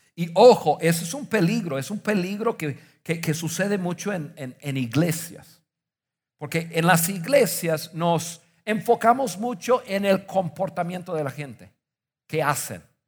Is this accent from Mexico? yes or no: no; northern United States, United States; moved away; Yo crecí en Estados Unidos, crecí en el norte de Estados Unidos en los, eh, años 70 y 80.